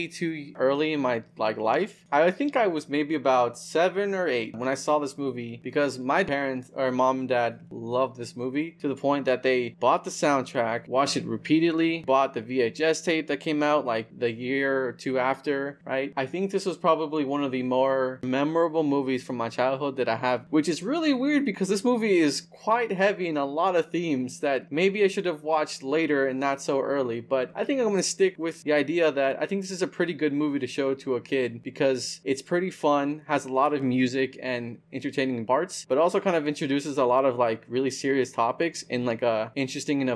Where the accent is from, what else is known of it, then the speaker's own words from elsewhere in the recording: the South, United States; growing up in the South